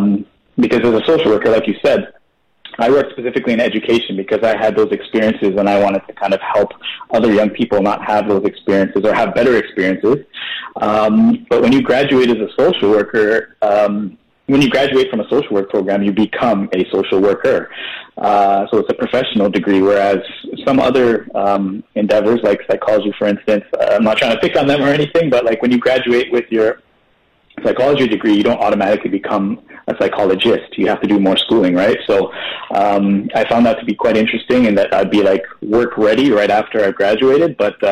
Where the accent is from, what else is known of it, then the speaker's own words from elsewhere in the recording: Guyana; now in Canada; And then you come to Canada, and it's kind of like, well, you're definitely not Canadian. So, and then our descendants are from India.